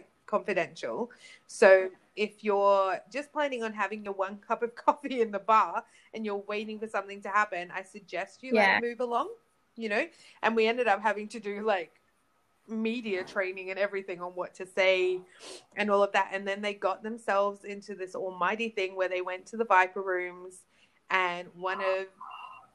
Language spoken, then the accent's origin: English; Australia; I'm from Australia